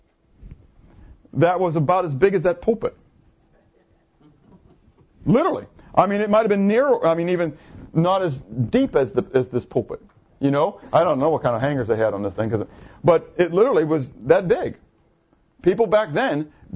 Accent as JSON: {"language": "English", "country": "United States", "also_born_or_lived": "Schwenksville, Pennsylvania", "said": "as Americans"}